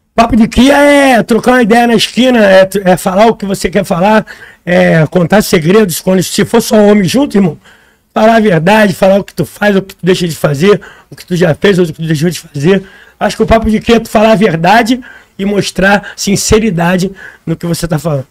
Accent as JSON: {"language": "Portuguese", "region": "Rio de Janeiro", "country": "Brazil", "tie": "born or raised there", "also_born_or_lived": "Madureira, Rio de Janeiro", "said": "A Pedro Itararé foi onde eu nasci, onde eu me criei até uma certa parte da minha vida."}